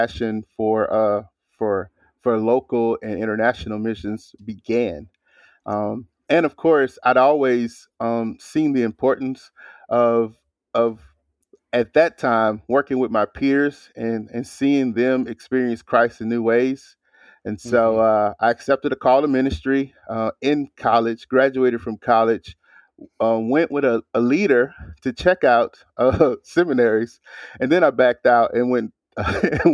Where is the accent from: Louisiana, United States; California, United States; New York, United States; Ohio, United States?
Louisiana, United States; Hammond; also born or lived in New Orleans; I'm from Hammond